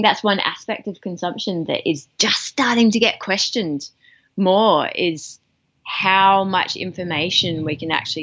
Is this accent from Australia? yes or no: yes; Australia; as an Australian